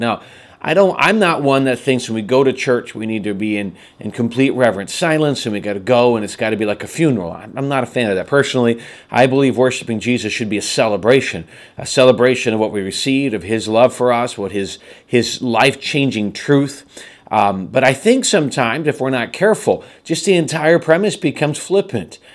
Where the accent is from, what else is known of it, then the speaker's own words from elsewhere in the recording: United States; as American citizens